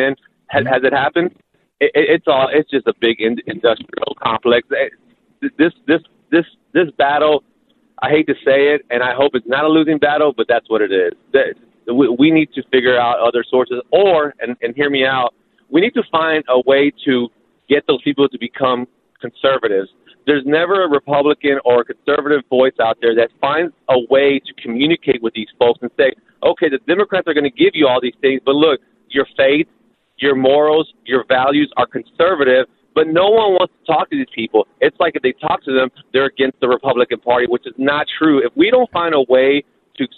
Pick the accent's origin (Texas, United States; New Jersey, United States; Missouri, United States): Texas, United States; also born or lived in California / New York; now in Virginia, United States; I live in Virginia now, but I grew up in Texas